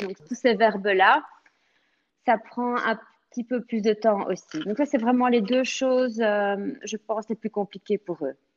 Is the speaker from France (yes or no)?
no; Belgium; first language French; moved away as an adult; now in Florida, United States; je suis née en Belgique, donc mon père est français de Paris et ma maman est bruxelloise.